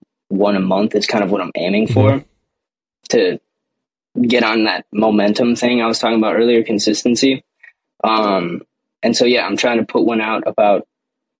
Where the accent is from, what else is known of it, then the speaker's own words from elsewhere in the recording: Chicago, Illinois, United States; I'm from Chicago